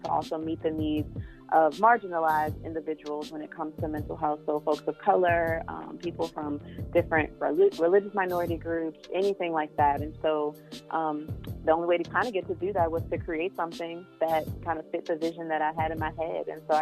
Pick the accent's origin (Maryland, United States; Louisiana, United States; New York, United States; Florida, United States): Louisiana, United States; New Orleans; I'm from New Orleans